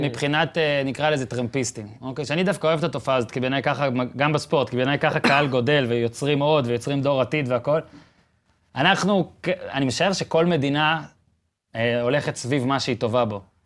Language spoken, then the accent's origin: Hebrew; Israel; אני שואל את השאלה הזאת כישראלי